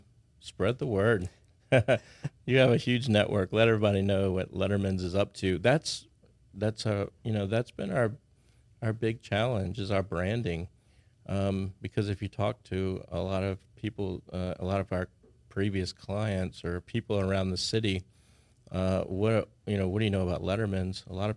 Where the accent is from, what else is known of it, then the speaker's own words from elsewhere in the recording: Houston, Texas, United States; born there; also born or lived in New Orleans / San Antonio; now in Baton Rouge, United States; I moved here in 1980, right around 1980. I was born in Houston, lived in New Orleans a little while, San Antonio, and came here. So Baton Rouge for me is home.